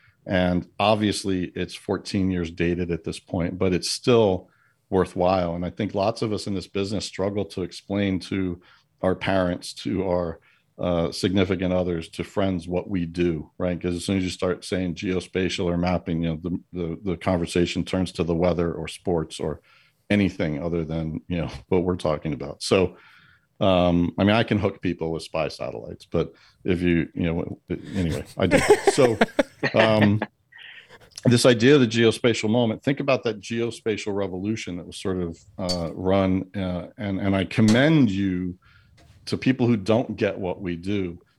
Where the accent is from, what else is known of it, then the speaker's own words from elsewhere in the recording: New York, United States; And because I'm a New Yorker, right, I'm going to go glasses half empty here.